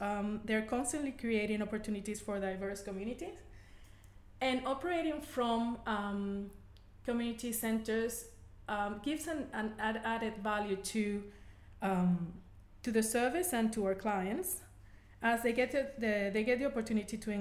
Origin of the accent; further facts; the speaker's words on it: Venezuela; first language Spanish; English is a second language; moved away as an adult; now in Australia; I'm originally from Venezuela and Spanish is my native language